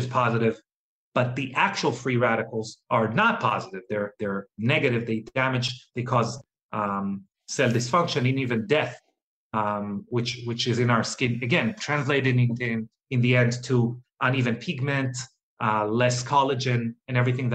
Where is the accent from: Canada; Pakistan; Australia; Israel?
Israel; moved away; I'm originally from Israel